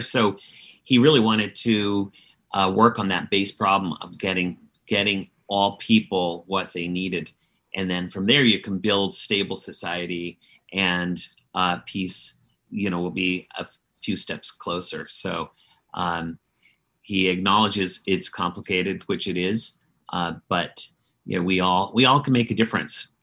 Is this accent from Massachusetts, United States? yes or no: yes; Dedham, Massachusetts, United States; my hometown of Dedham, Massachusetts